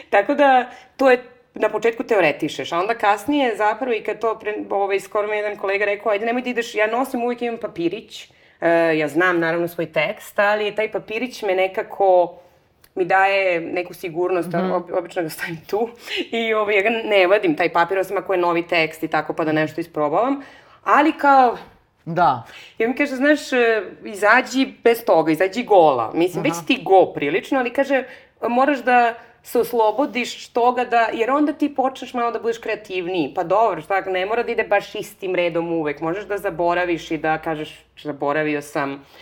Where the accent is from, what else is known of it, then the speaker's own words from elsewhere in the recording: Negotin, Bor District, Serbia; moved away; also born or lived in Belgrade, Serbia / Barcelona, Spain; ja sam inače rodom iz Negotina